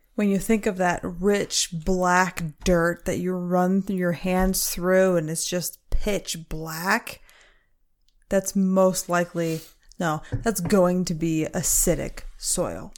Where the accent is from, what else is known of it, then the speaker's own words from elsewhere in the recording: Michigan, United States; I grew up in Michigan, a fantastic place to grow up